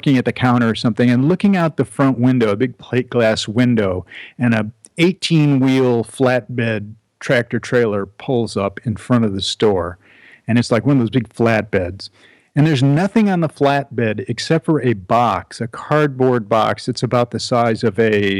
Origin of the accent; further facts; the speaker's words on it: Chicago, Illinois, United States; also born or lived in Evanston, Illinois; now in Northwest Connecticut, United States; I'm a Chicago boy, so I grew up there